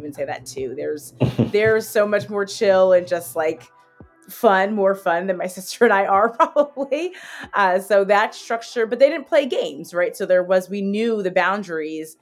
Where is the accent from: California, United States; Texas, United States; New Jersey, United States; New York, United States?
New Jersey, United States; Hazlet; also born or lived in Baltimore / Hoboken; I am from Hazlet, New Jersey. I'm a proud born and raised Hazlet, or Jersey girl